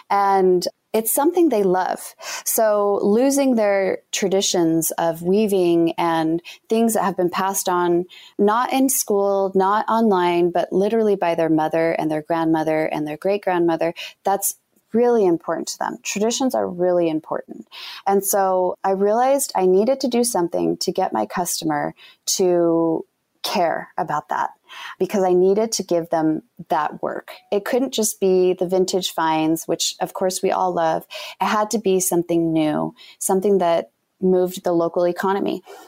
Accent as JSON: {"language": "English", "region": "Utah", "country": "United States"}